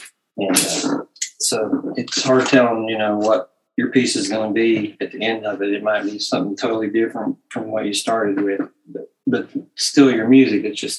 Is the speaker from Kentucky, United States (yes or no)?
yes; Kentucky, United States; now in Portsmouth, United States; I was born in Portsmouth, Virginia. But I've lived here for, you know, like 30 years, so it's Ohio's home now. But I lived a lot in Lexington, Kentucky, and Ashland, Kentucky. I lived there as a child